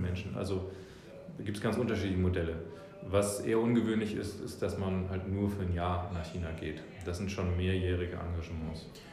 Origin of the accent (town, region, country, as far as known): Hamburg, Germany; born or raised there; also born or lived in New Zealand